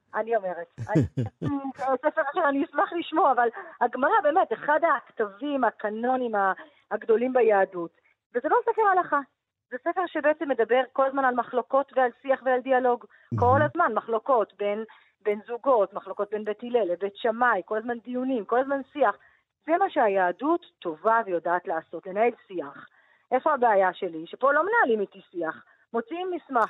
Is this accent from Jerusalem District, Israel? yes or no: yes; Jerusalem, Jerusalem District, Israel; גדלתי במשפחה דתית, אורתודוקסית, אה, מרוקאית בירושלים